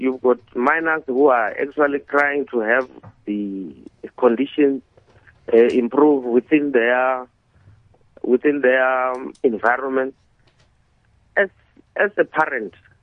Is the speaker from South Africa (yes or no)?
yes; South Africa; as a South African